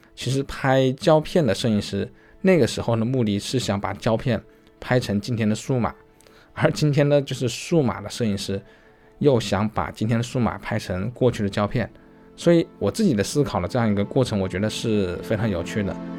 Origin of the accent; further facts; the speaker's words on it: China; 我们中国人有自己中国人的一些特质